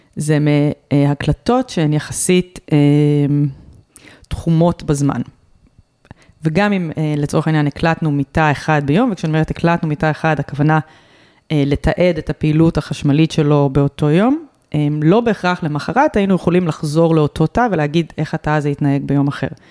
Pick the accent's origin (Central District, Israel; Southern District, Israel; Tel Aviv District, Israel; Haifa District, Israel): Central District, Israel; Rehovot; אני נולדתי ברחובות